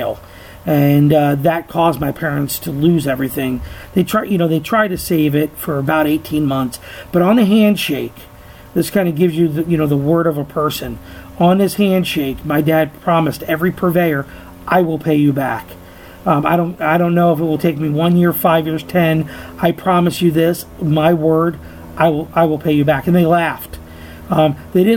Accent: New Mexico, United States; also born or lived in New Jersey; at 6 years old, I moved from New Jersey to New Mexico.

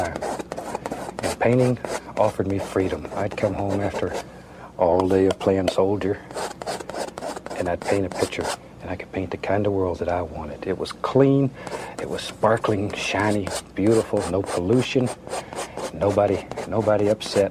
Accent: Florida, United States; moved away as an adult; also born or lived in Alaska; I was born and raised in Florida, and I was almost 20 years old before I ever saw snow

